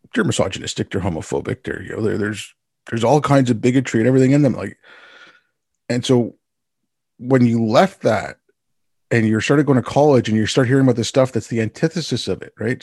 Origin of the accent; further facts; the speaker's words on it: Montreal, Quebec, Canada; I'm thankful that I can also speak French 'cause I grew up in Montreal.